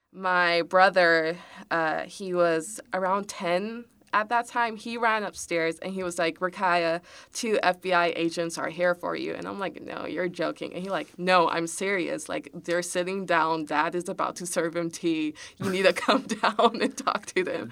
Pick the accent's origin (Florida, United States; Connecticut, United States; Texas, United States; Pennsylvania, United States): Texas, United States; Houston; also born or lived in College Station, Texas; I was born and raised in Houston